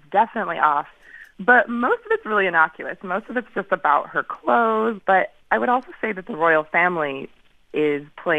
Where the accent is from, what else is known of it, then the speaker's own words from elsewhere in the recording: San Francisco, California, United States; moved away as an adult; now in London, United Kingdom; I'm actually from California.